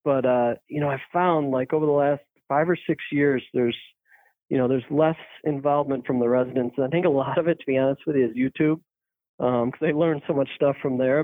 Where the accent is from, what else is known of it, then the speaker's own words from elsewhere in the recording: Manlius, New York, United States; also born or lived in Maryland; I grew up in Manlius, which is a suburb of Syracuse